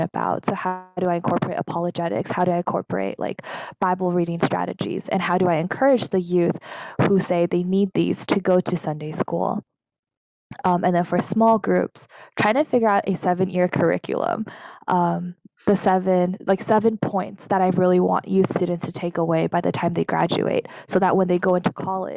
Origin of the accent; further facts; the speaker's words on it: United States; also born or lived in Taiwan (ancestry); as an American-born Taiwanese